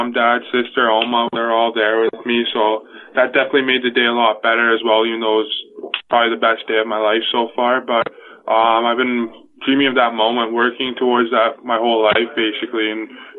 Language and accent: English; Newmarket, Ontario, Canada; I'm from Newmarket, Ontario